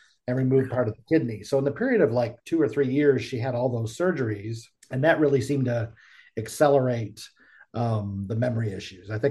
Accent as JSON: {"language": "English", "town": "Buffalo", "region": "New York", "country": "United States", "moved": "yes", "lives_now": "Charlotte, United States", "said": "we're originally from the Buffalo area, but then I moved to Charlotte, North Carolina area"}